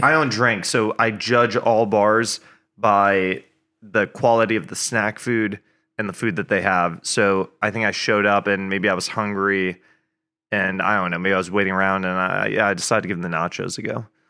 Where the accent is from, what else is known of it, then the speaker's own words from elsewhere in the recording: Hastings-on-Hudson, New York, United States; moved away as an adult; also born or lived in Boston; now in Nashville, United States; I grew up in New York, just outside of New York City. So I grew up in Westchester, New York, which is a suburb